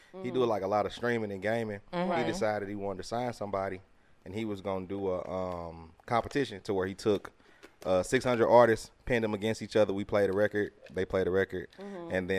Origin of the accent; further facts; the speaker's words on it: St. Louis, Missouri, United States; also born or lived in North Carolina; I went to school in North Carolina, so I didn't really know that many people. You know what I mean? I'm from St. Louis.